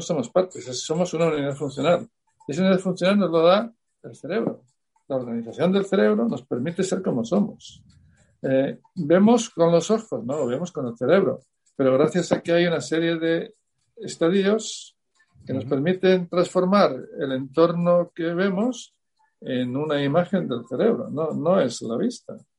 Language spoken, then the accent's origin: Spanish; Salamanca, Castile and León, Spain; yo soy de Salamanca